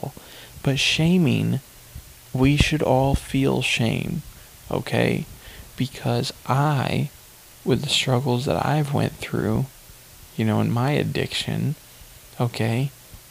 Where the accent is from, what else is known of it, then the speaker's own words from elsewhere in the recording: Hillsboro, United States; where I'm from Hillsboro